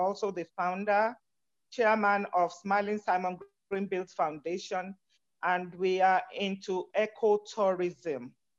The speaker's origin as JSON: {"language": "English", "country": "Nigeria", "said": "I'm from Nigeria."}